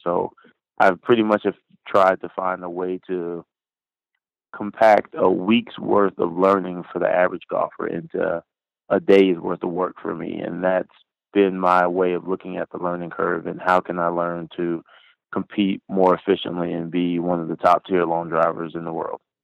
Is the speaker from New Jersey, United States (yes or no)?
no; Pine Hills, Florida, United States; I grew up in um, pretty much the west side of Orlando, a place called Pine Hills, Florida